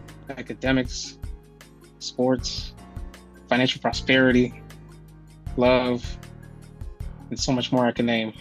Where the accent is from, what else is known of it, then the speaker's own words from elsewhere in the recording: Buffalo, New York, United States; Two-parent household. I grew up in the inner city, and I moved into a more suburban area, slightly more suburban area as I aged.